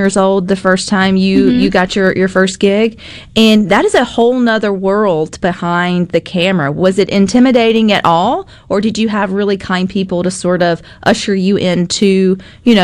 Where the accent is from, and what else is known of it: Southern, United States; accent: Southern